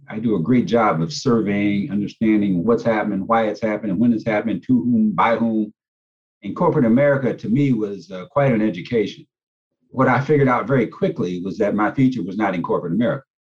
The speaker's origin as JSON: {"language": "English", "town": "Gary", "region": "Indiana", "country": "United States", "tie": "born or raised there", "said": "Well, Gary is a very unique situation. It's a predominantly Black town, and it transitioned from a white mayor to a Black mayor, Richard Hatcher, while I was there."}